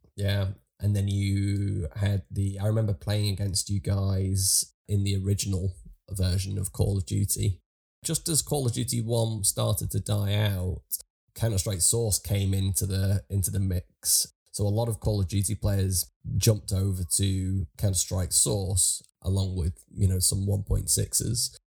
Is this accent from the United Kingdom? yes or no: yes; Liverpool, North West England, United Kingdom; a lad from from Liverpool